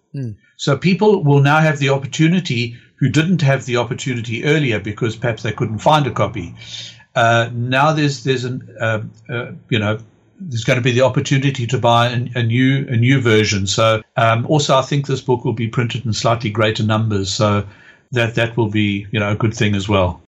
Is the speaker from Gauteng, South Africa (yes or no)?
no; East London, Eastern Cape, South Africa; the city where I grew up in South Africa called East London